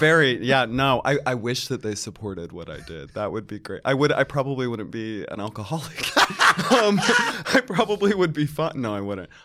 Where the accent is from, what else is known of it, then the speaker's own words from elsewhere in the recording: Charlotte, North Carolina, United States; moved away as an adult; now in New York, United States; I grew up in Charlotte, North Carolina